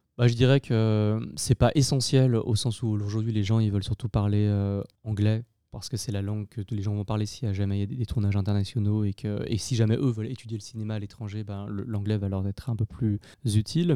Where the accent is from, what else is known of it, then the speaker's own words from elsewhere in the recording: Lyon, Auvergne-Rhône-Alpes, France; J'ai grandi à Lyon, euh, une grande ville en France